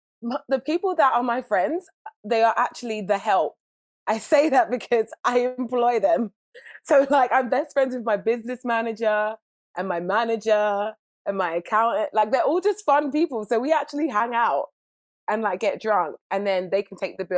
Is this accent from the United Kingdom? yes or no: yes; England, United Kingdom; accent: British; now in Los Angeles, United States; I'm British